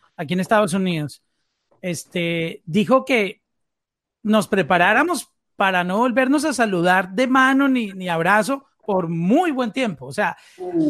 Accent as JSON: {"language": "Spanish", "country": "Colombia", "said": "nosotros somos colombianos todos."}